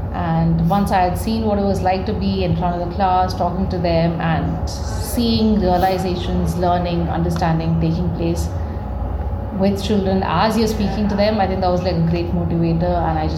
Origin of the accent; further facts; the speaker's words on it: Kerala, India; moved away as an adult; now in Bangalore, India; I am from Kerala, but I've been living in Bangalore for 10 years now